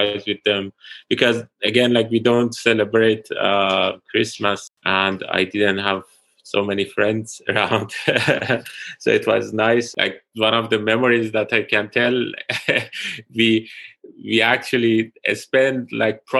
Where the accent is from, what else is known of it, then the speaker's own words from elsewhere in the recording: Tehran, Tehran Province, Iran; moved away as an adult; also born or lived in London / Pittsburgh; now in Columbia, United States; I'm originally from Iran, Tehran